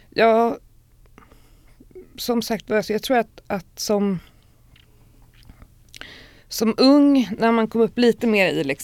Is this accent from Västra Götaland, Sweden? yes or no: no; Stockholm, Stockholm County, Sweden; moved away; also born or lived in Rinkeby; när jag var fyra så flyttade vi till Östberga. Mm. Eh, och där är jag sen uppvuxen och gått i skolan